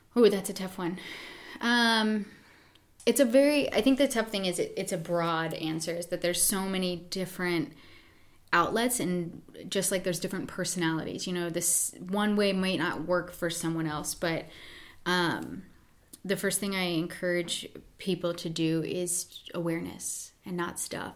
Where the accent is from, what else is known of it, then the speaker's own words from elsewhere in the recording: Pennsylvania, United States; also born or lived in New York City; now in California, United States; I grew up in Pennsylvania.